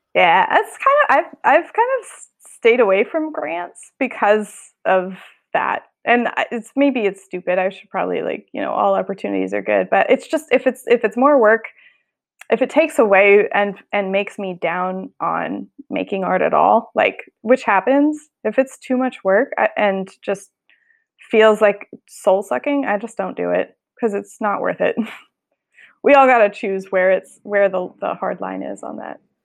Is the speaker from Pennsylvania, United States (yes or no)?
no; Colorado, United States; now in San Francisco, United States; I grew up in Colorado, so my family's still there